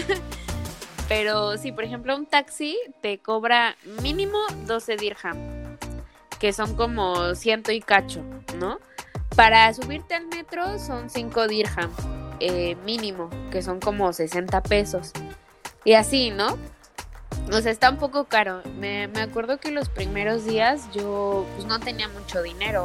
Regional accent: Mexico; moved away as an adult; now in Dubai, United Arab Emirates

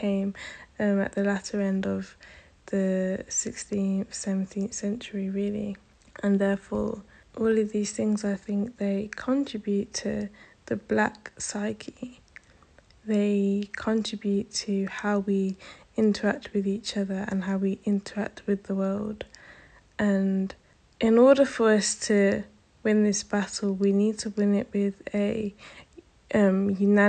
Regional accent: United Kingdom; I identify as a British Caribbean because I am part of the Caribbean diaspora.

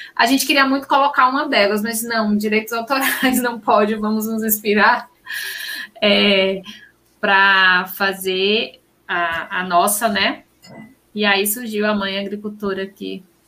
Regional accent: Senhor do Bonfim, Bahia, Brazil; also born or lived in Porto Alegre; Eu sou sertaneja, eu sou de Senhor do Bonfim

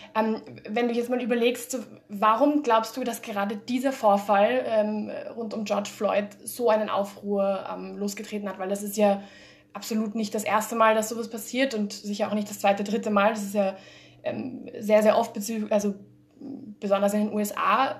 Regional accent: Spain; moved away as an adult; also born or lived in Germany; now in Austria; ich bin ursprünglich aus Spanien, bin yeah. in Deutschland geboren, bin aber nach Spanien gezogen recht, äh, recht früh

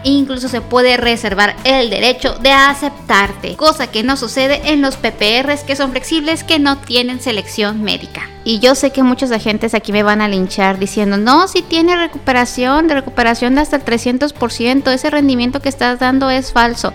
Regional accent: Guadalajara, Jalisco, Mexico; now in Colima, Mexico; Yo soy tapatía de corazón, pero vivo en el estado de Colima

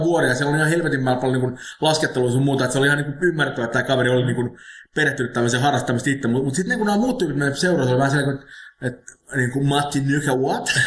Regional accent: Finland; mä oon Suomesta.

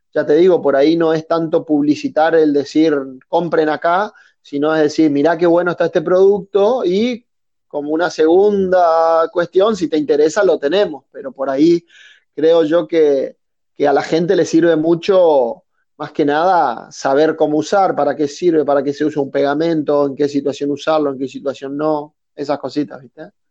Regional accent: Resistencia, Chaco, Argentina; soy oriundo de Resistencia, Chaco, al norte de Argentina

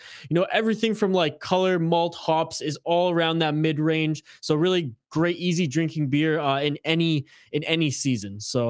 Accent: Canada; Well, yes, I am the Canadian, so there you go.

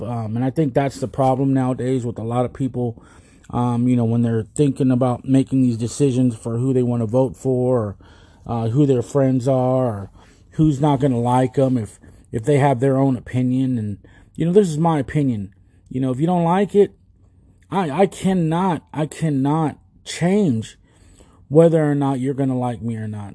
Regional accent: United States; We're already Americans. We're Americans already. If we were born here, we're American.

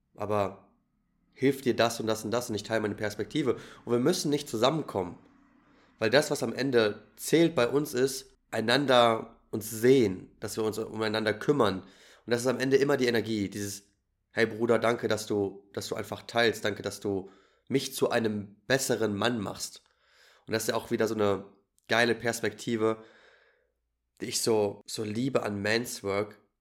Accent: Germany; ich bin natürlich als Deutscher in Deutschland geboren

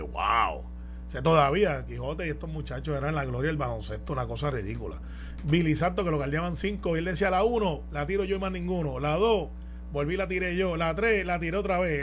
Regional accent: Guaynabo, Puerto Rico; mi corazón está con Guaynabo porque ese es mi pueblo.

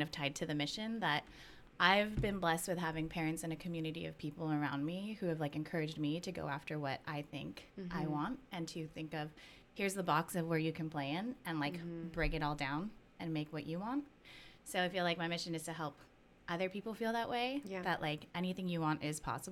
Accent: Hayward, California, United States; also born or lived in Philippines; I was born in Hayward

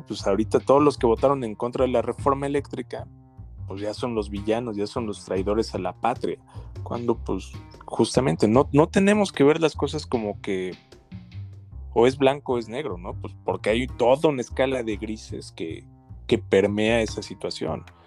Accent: Mexico; como mexicanos

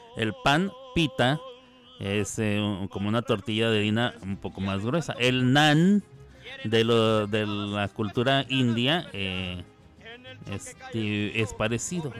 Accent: Chihuahua, Mexico; now in Oklahoma City, United States; yo no soy de la tierra tapatía, soy del norte, de la bellísima, bien ponderada, la más iluminada y la más gloriosa, la más, la más eterna, la completa la linda ciudad de Chihuahua, Chihuahua

